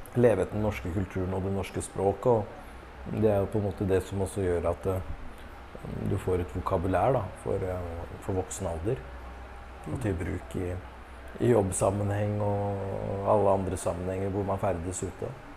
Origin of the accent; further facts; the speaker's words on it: Norway; Vi er født i Norge